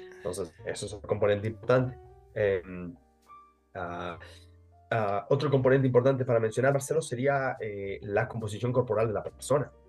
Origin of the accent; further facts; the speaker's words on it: Mexico; como diríamos en México, yo soy mexicano